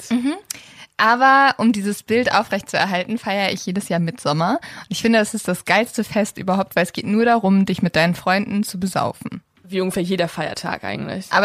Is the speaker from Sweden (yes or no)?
yes; Sweden; ja, ich bin übrigens auch in Schweden aufgewachsen und die immer so, ja, du siehst auch total schwedisch aus.